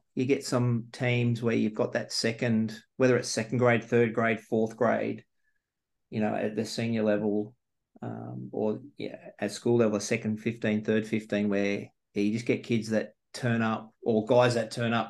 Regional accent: New South Wales, Australia; growing up in New South Wales

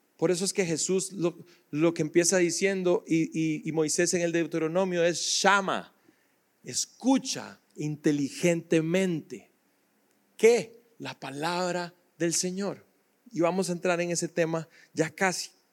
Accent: Costa Rica; yo soy tico

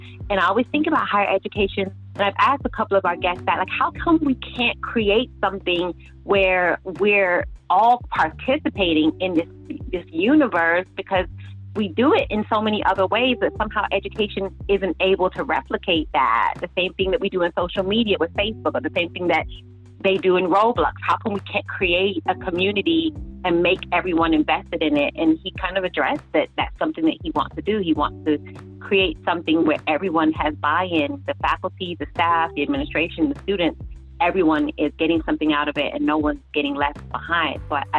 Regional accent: Peckham, London, United Kingdom; I'm from Southeast London.

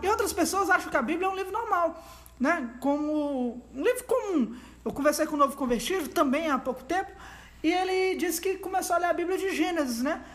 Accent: Brazil; a gente é brasileiro

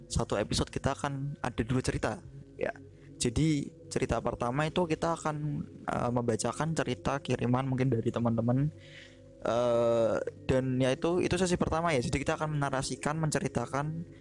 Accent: Java, Indonesia; karena kita juga orang Jawa ya kebetulan aku sama Ria orang Jawa

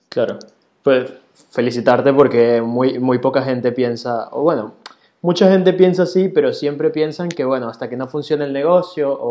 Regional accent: Caracas, Capital District, Venezuela; No, no, yo soy de Caracas

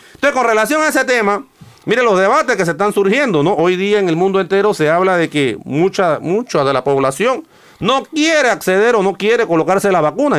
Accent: Panama; como ciudadano, como, como panameño

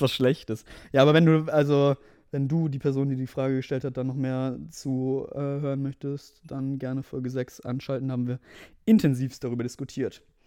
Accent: Mannheim area, Baden-Württemberg, Germany; wir kommen beide aus Umkreis Mannheim, beziehungsweise Mannheim so

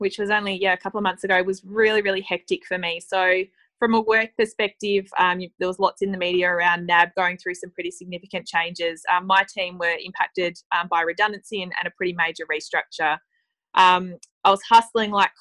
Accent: Tasmania, Australia; moved away as an adult; also born or lived in London; now in Melbourne, Australia; I grew up in Tasmania, which was absolutely beautiful, but moved to Melbourne when I was 18 to study at university

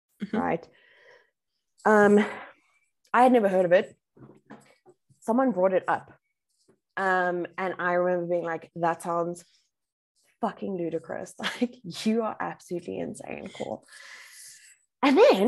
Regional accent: Bedfordview, Gauteng, South Africa; I'm from Bedford View, right? So it's like gangster's paradise.

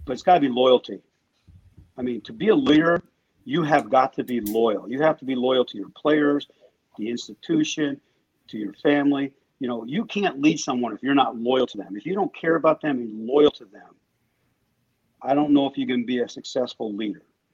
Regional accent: Pennsylvania, United States; moved away; I grew up in Pennsylvania

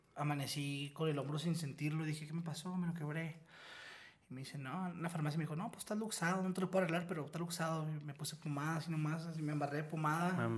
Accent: Mexico; nosotros los mexicanos o latinos

